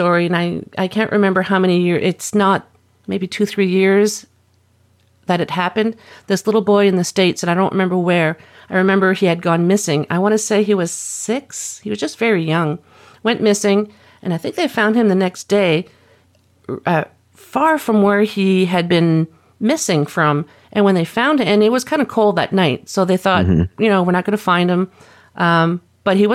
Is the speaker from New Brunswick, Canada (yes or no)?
yes; New Brunswick, Canada; moved away; I'm originally from New Brunswick